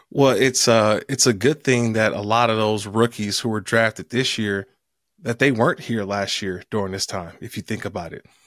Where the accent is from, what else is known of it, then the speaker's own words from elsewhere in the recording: Oakland, California, United States; also born or lived in San Diego; my hometown, Oakland, California.